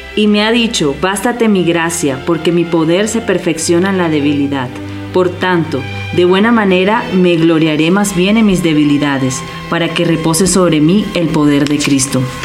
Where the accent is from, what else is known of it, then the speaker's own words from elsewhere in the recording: Barranquilla, Atlántico, Colombia; vengo del país de Colombia, de la ciudad de Barranquilla